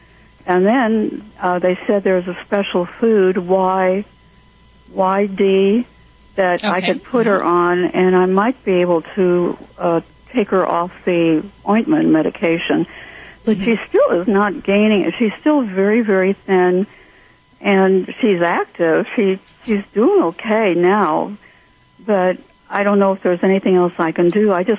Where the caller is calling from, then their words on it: Templeton, California, United States; I'm calling from beautiful Templeton, California.